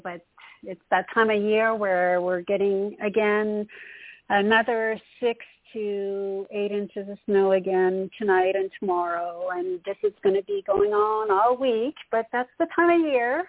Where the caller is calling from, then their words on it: Montreal, Quebec, Canada; from Montreal, Canada.